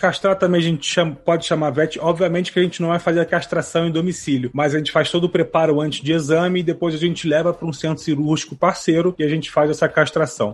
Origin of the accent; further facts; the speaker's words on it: Rio de Janeiro, Brazil; sou do Rio de Janeiro